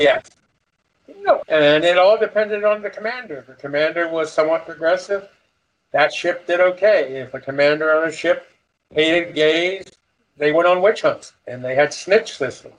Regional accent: Elmer, New Jersey, United States; I was from Elmer, New Jersey

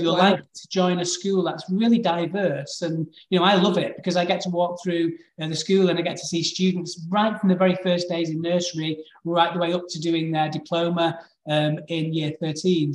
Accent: Manchester, North West England, United Kingdom; moved away as an adult; also born or lived in Valencia, Spain; now in Alicante, Spain; I was born in Manchester in quite a challenging school in the middle of Manchester.

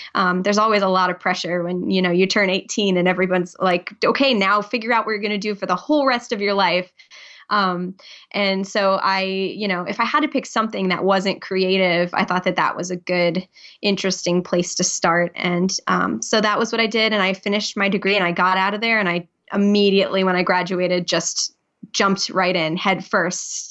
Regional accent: New Jersey, United States; moved away as an adult; now in Providence, United States; I actually grew up in New Jersey

